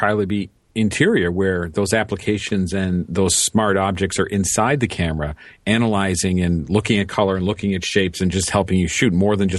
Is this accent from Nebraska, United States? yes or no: no; Chicago, Illinois, United States; I grew up on the South Side of Chicago. Ads were different down there than they are up here on the north side.